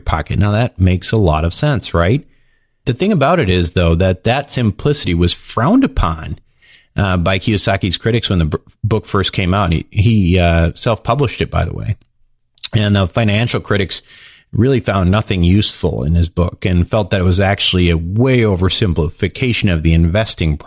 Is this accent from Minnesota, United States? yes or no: yes; Minnesota, United States; I used to be a hockey player when I was growing up in Minnesota